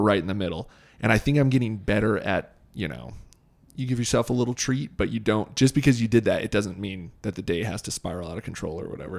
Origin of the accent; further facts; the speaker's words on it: Boise, Idaho, United States; growing up in Boise